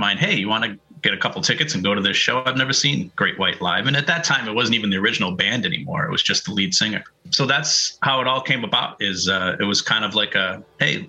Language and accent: English; Pawtucket, Rhode Island, United States; also born or lived in Providence, Rhode Island / Narragansett, Rhode Island / Cranston, Rhode Island; I was born and grew up in Pawtucket, Rhode Island